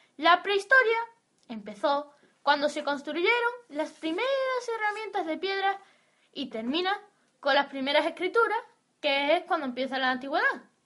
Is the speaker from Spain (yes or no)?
yes; Spain; Somos españoles